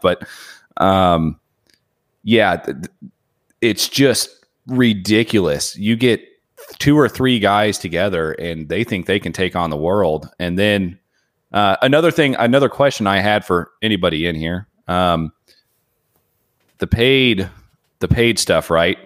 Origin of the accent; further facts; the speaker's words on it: Indiana, United States; now in Phoenix, United States; I'm from Indiana